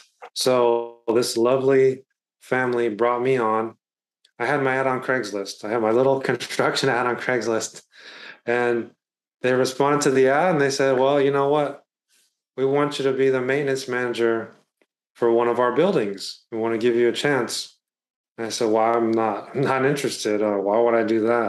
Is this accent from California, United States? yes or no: yes; Bay Area, California, United States; So I'm from the Bay Area, California. I've been born and raised here